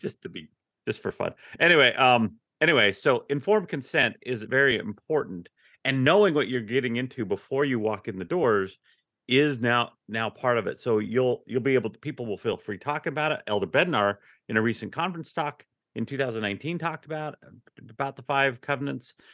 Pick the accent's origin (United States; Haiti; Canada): United States; Ogden, Utah; moved away as an adult; now in Texas, United States; I grew up in Ogden, Utah